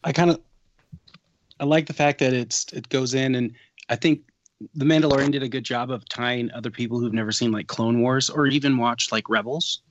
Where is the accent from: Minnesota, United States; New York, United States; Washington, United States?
Washington, United States